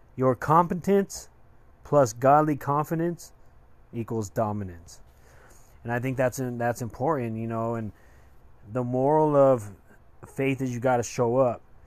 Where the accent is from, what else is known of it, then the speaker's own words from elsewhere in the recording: Westminster, Colorado, United States; for those of you from Colorado, I am from Westminster